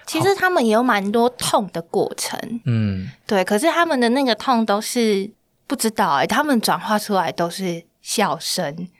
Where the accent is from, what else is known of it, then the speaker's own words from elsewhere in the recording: Pingtung, Pingtung County, Taiwan; moved away as an adult; now in Taipei, Taiwan; 这次有到屏东嘛，是我的故乡